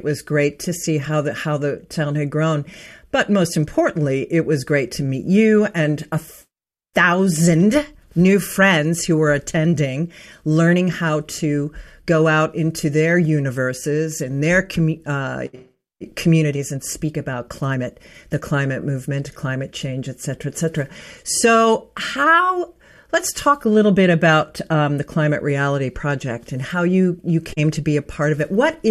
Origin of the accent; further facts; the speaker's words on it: Pittsburgh, Pennsylvania, United States; moved away; there is a training in my hometown of Pittsburgh, Pennsylvania, with Al Gore.